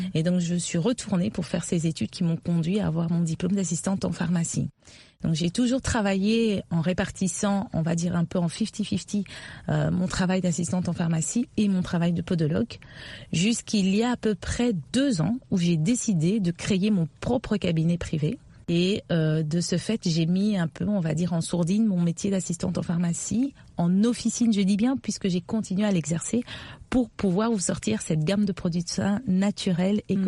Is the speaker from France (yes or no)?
no; Kinshasa, DR Congo; je suis née, j'ai grandi à Kinshasa